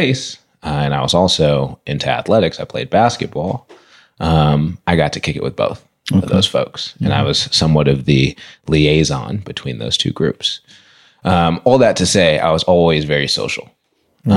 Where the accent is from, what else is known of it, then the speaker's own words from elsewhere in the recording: Berkeley, California, United States; I grew up in Berkeley, started elementary school at Craigmont, in Berkeley